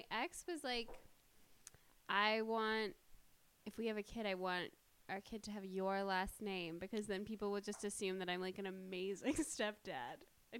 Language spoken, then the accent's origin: English; Newfoundland and Labrador, Canada; also born or lived in Vancouver, Canada / near the Great Lakes; now in Los Angeles, United States; I'm from Newfoundland